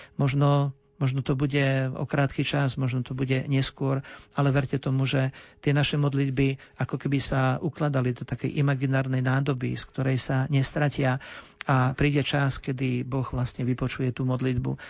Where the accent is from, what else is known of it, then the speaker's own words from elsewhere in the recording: Ilava, Trenčín Region, Slovakia; ja som rodák z Ilavy